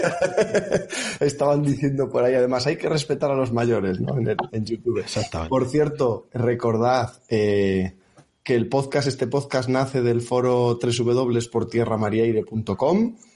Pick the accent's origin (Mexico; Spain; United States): Spain; Salamanca, Castile and León; moved away as an adult; now in Bilbao, Spain; mi tierra en Salamanca